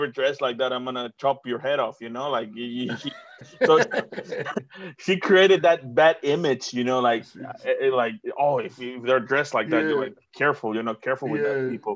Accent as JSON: {"language": "English", "town": "Tonalá", "region": "Jalisco", "country": "Mexico", "tie": "born or raised there", "also_born_or_lived": "United States", "moved": "as an adult", "lives_now": "New Zealand", "said": "I grew up in Guadalajara, but I grew up like in the shitty area, which is called Tonalá."}